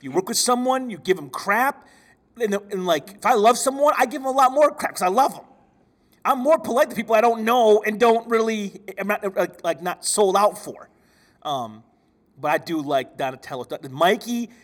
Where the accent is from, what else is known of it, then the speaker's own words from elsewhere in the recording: Michigan, United States; I'm from Michigan